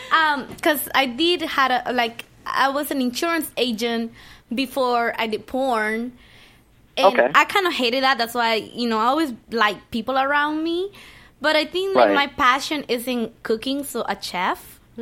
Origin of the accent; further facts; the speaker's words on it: Miami, Florida, United States; Well, I mean, you're talking to me. I'm from Miami, man.